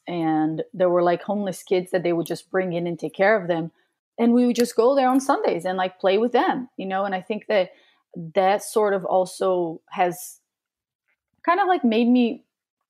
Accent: Brazil; moved away; when I growing up in Brazil

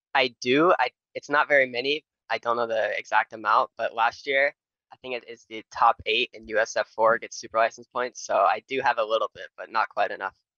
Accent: Nashville, Tennessee, United States; I'm from Nashville, Tennessee

